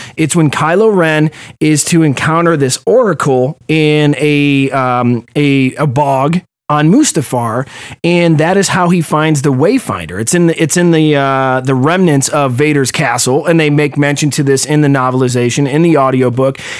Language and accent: English; Cleveland, Ohio, United States; I'm from Cleveland